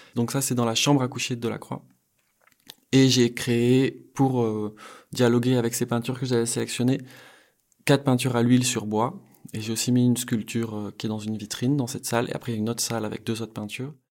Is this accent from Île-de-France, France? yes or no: no; Bayonne, Nouvelle-Aquitaine, France; J'ai grandi au Pays Basque, je suis né à Bayonne